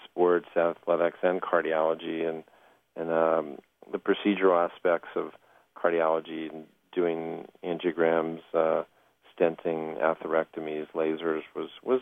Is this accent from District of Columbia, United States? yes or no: yes; Washington, District of Columbia, United States; I grew up in the Washington area